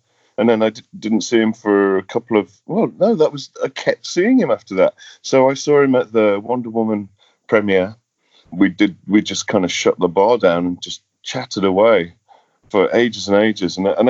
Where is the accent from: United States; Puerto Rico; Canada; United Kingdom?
United Kingdom; England; We just were all from the same industry, and he's from Scotland, I'm from England.